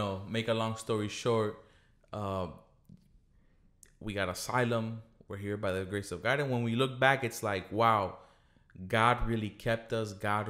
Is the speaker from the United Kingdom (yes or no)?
no; Colombia; moved away; We came from Colombia in 1999 because our family was threatened by a terrorist organization, you know.